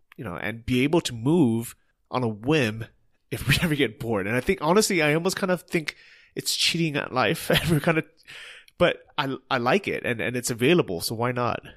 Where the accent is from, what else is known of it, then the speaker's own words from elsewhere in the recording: United States; first language English; moved away; English is our first language, that we're native English speakers, Americans